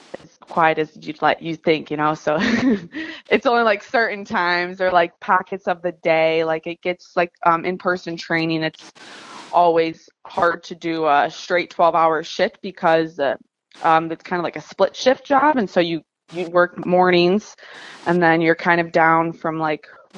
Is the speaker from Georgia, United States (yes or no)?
no; Chicago, Illinois, United States; I'm from Chicago and there's four different seasons